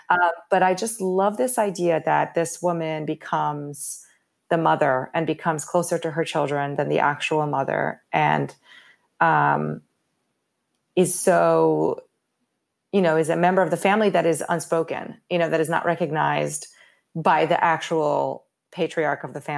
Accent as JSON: {"language": "English", "region": "Rio de Janeiro", "country": "Brazil", "tie": "born or raised there", "said": "And I grew up in Rio."}